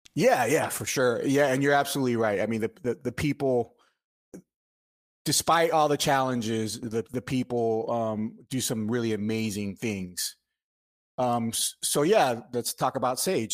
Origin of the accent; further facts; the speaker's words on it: Miami, Florida, United States; moved away as an adult; now in Marietta, United States; I'm Cuban American. I was born in Miami, uh, but I, I now live in Marietta, Georgia, um, since two thousand six